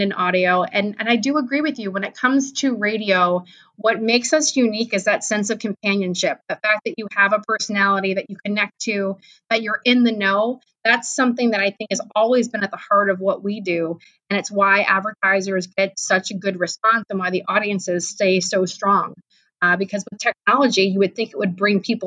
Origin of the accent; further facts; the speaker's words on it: East Coast, United States; also born or lived in Cleveland, Ohio; now in Columbus, United States; I grew up on the East Coast, so that's coming from an East Coaster